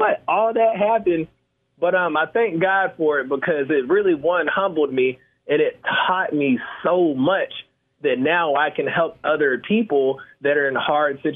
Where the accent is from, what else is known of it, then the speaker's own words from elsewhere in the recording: Atlanta, Georgia, United States; I'm born and raised in Atlanta, Georgia, and pretty much I grew up in real estate.